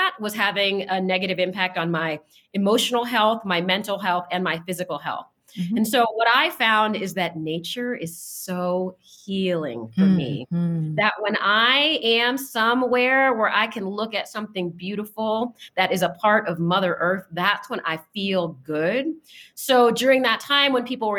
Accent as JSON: {"language": "English", "town": "Washington", "region": "District of Columbia", "country": "United States", "tie": "born or raised there", "moved": "as an adult", "lives_now": "New Mexico, United States", "said": "I grew up in Washington, D.C. I currently newly reside in the state of New Mexico."}